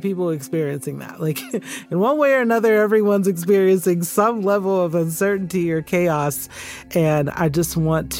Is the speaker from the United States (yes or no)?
yes; Stone Mountain, Georgia, United States; moved away as an adult; also born or lived in Birmingham, England; I was a kid who grew up in the town Stone Mountain, Georgia